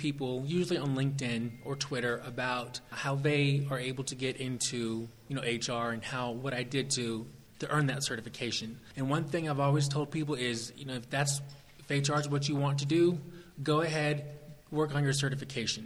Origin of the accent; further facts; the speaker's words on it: Southern California, United States; moved away as an adult; now in Columbus, Georgia, United States; Originally, I'm from Southern California, but I do live in the Southeast now.